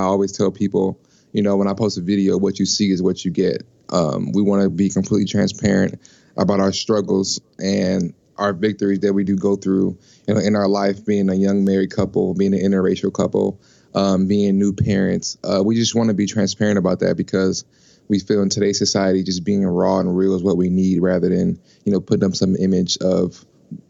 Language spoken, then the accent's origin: English; Los Angeles, California, United States; now in Minneapolis, United States; I'm originally from Los Angeles, California, and I'm currently living in Minneapolis, Minnesota.